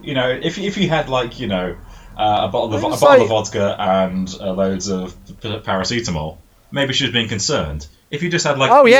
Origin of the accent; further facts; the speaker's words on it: Suffolk, East of England, United Kingdom; I grew up in Suffolk.